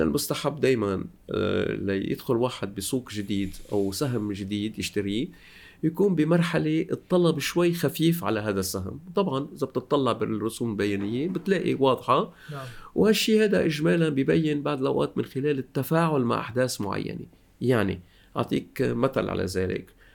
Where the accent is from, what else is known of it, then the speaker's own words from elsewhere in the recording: Lebanon; moved away as an adult; also born or lived in Beirut, Lebanon / Paris, France; now in France; أنا لبناني الأصل